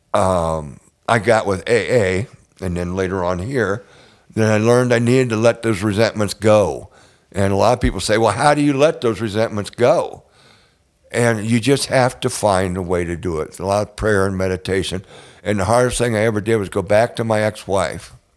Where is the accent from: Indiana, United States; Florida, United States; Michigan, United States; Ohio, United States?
Ohio, United States; Northwest; moved away; I grew up in Northwest Ohio, out, way out in farm country.